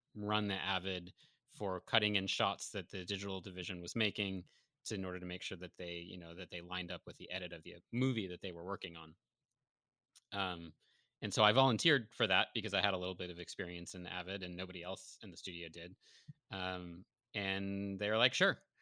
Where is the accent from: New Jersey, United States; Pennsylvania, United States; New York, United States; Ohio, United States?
New York, United States; Syracuse; now in Los Angeles, United States; I'm originally from Syracuse, but I have a bunch of family here in L